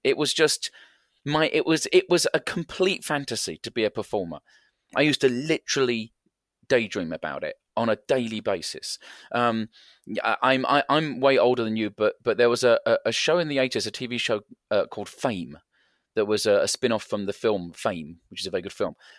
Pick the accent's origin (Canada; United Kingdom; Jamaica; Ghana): United Kingdom; England; I am English